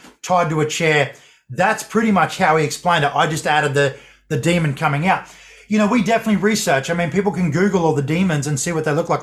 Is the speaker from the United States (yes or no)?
no; Australia